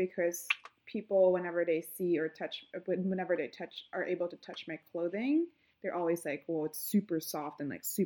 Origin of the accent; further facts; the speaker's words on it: Mimaropa, Philippines; moved away; I grew up in this island called Palawan